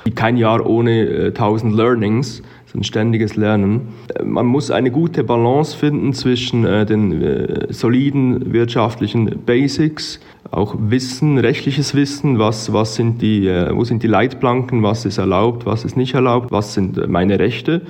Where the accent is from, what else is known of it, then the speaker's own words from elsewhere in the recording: Switzerland; moved away as an adult; now in Arusha, Tanzania; ich habe als Schweizer Jurist gestartet